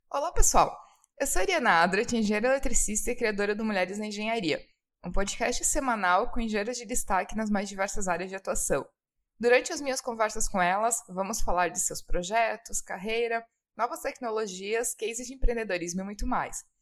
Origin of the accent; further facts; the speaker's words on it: Santa Catarina, Brazil; Santa Catarina, minha terrinha amada no Brasil